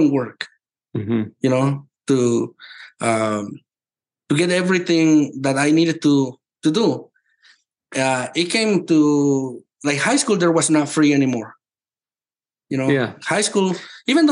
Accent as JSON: {"language": "English", "country": "Mexico", "tie": "born or raised there", "moved": "yes", "said": "I come from Mexico. This is not child abuse there. This is normal. We work since we were little."}